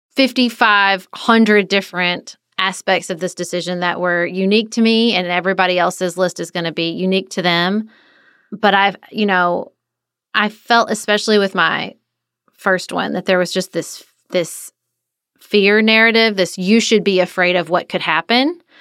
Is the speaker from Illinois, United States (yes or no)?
no; Paducah, Kentucky, United States; moved away as an adult; also born or lived in Washington, D.C.; I moved back to my hometown of Paducah